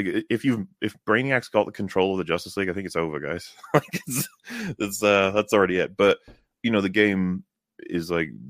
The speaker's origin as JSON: {"language": "English", "area": "Welsh", "region": "Wales", "country": "United Kingdom", "said": "I'm Welsh."}